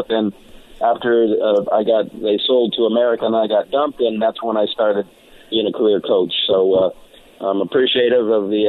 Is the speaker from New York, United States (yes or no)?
no; Bay Area, Northern California, United States; moved away as an adult; now in Southern California, United States; I grew up in the Bay Area up in Northern California, you know, so I'm an old, Raiders and 49er fan from a little kid. And, went to, through high school up in that area. So I know the Bay Area well.